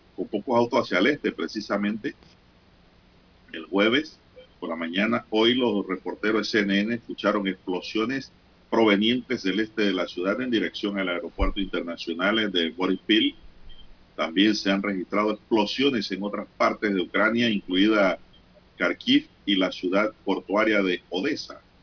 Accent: Veraguas, Panama; moved away; mi ciudad natal

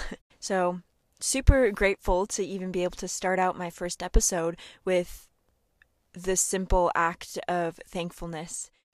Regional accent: Seward, Minnesota, United States; my hometown of Seward.

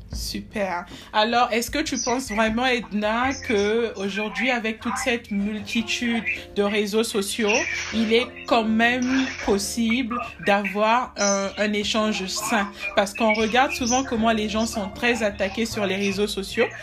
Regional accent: Republic of the Congo; also born or lived in South Africa; chez moi au Congo-Brazzaville

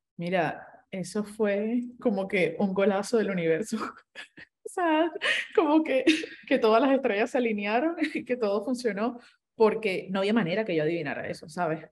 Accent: Colombia; Yo como colombiana, no voy a utilizar el otro idioma que tengo

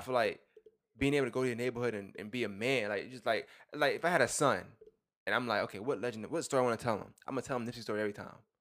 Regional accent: New York, United States; I'm from New York

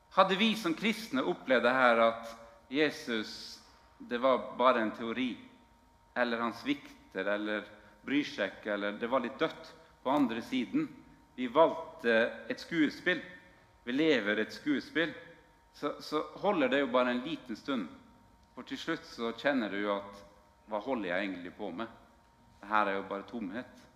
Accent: Northern Norway, Norway; moved away; jeg kommer jo fra Nord-Norge opprinnelig.

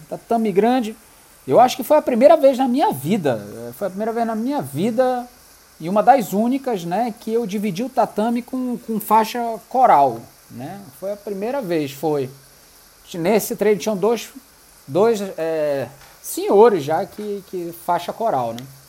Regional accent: Manaus, Amazonas, Brazil; eu sou de Manaus, tenho um restaurante assim, assim, assim

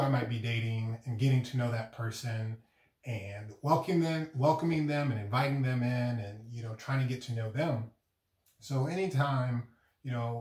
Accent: United States; I'm just regular old African American

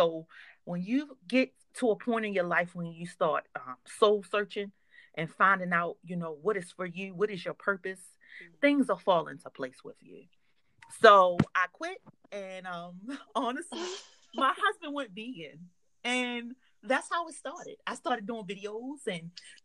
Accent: Baltimore, Maryland, United States; I'm from Baltimore.

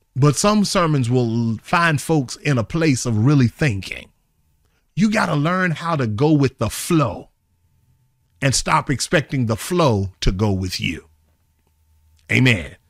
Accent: Charlotte, North Carolina, United States; moved away; my hometown in Charlotte

